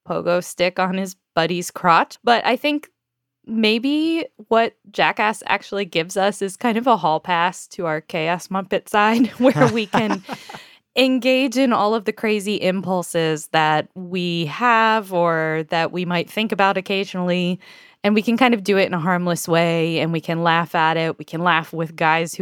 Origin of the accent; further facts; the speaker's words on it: United States; I am an American